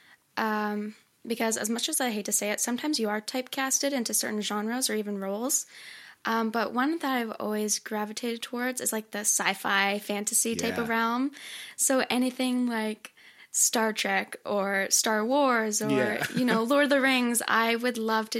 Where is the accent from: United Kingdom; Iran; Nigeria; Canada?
Canada; I'm from Canada